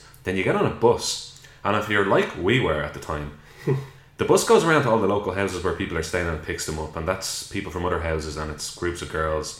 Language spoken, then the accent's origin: English; Dublin, Leinster, Ireland; up in South Dublin, and we went to the same primary school.